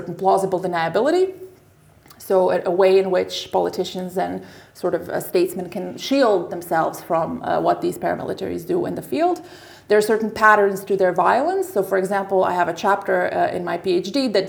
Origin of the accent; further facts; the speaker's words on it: Zagreb, City of Zagreb, Croatia; moved away as an adult; now in The Hague, Netherlands; I'm originally from Zagreb, from Croatia, but I've been in The Hague for 10 years now